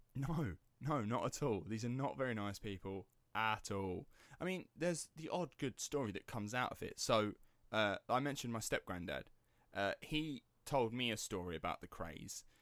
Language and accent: English; Basildon, East of England, United Kingdom; accent: estuary; my hometown, Basildon